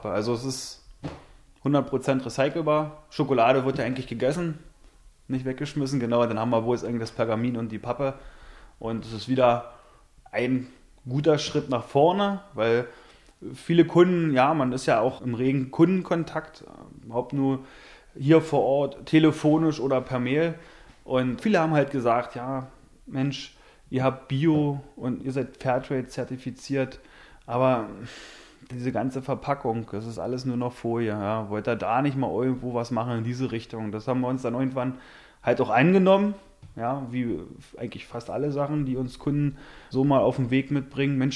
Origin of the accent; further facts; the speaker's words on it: Germany; Und da haben wir uns gefreut, überhaupt als Deutsche dann auch von einer Schweizerin angerufen werden